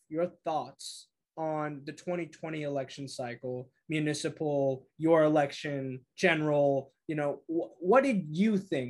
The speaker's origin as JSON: {"language": "English", "area": "East Bay", "region": "California", "country": "United States", "said": "I'm from the East Bay, man. I'm like 30 minutes."}